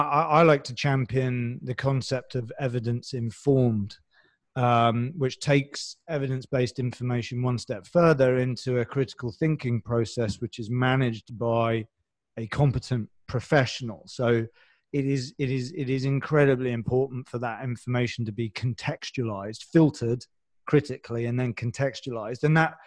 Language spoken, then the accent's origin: English; London, United Kingdom; even we're both from London one way or the other. And even within London, there's some different dialects